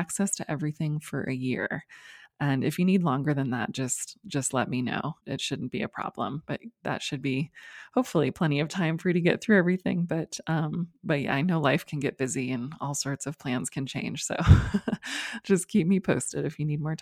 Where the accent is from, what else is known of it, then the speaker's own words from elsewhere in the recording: United States; as an American